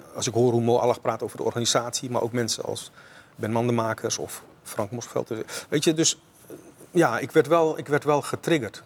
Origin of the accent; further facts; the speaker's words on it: Rotterdam, South Holland, Netherlands; also born or lived in Suriname; als Rotterdammer